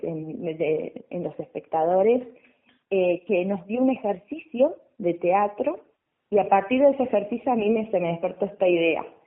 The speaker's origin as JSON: {"language": "Spanish", "region": "west of Buenos Aires Province", "country": "Argentina", "said": "yo soy del oeste, de la provincia de Buenos Aires"}